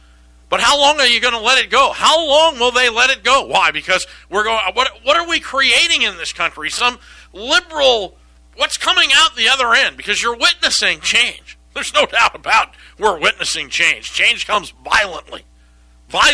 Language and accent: English; Cave Creek, Arizona, United States; especially up in my hometown in Cave Creek.